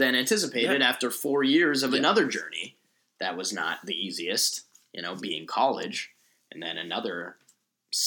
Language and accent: English; Colorado, United States; moved away as an adult; now in Los Angeles, United States; growing up in Colorado